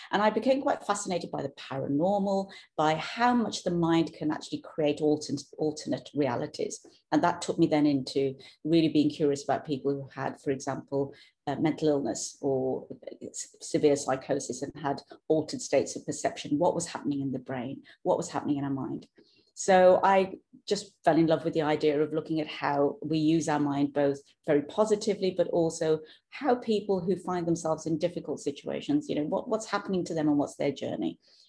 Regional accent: United Kingdom; accent: British; now in Norway; you'll hear my accent is British, born and brought up in the UK, now living in Norway, have done for the last 15 years.

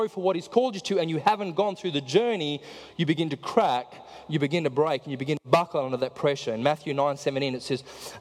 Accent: South Africa; I'm from South Africa

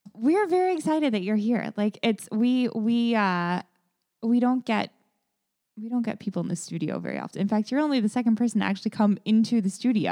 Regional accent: Kettering, Ohio, United States; I went to Kettering

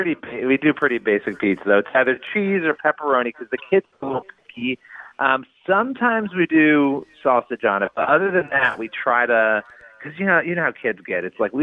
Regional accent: Rochester, New York, United States; I grew up in Rochester, New York.

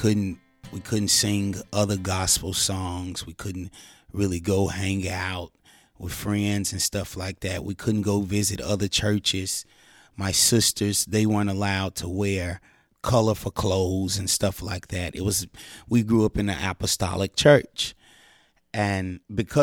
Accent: Memphis, Tennessee, United States; I'm from Memphis, Tennessee

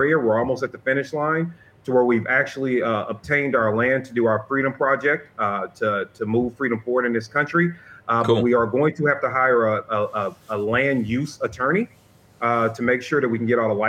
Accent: St. Louis, Missouri, United States; my hometown

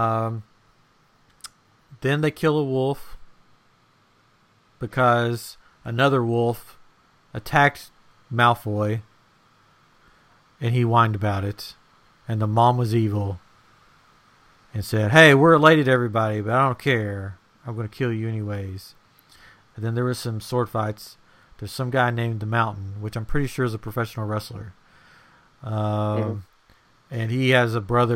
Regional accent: Tennessee, United States; I'm from Tennessee

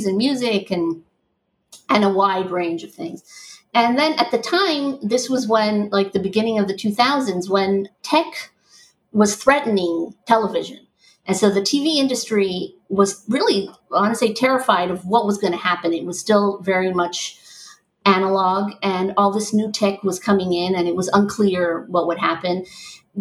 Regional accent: Israel; also born or lived in New York, United States; I grew up in Israel, and I'm Israeli and American

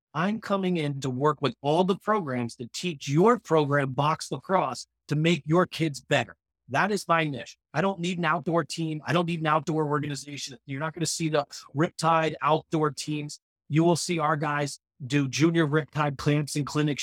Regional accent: United States; we as American teens

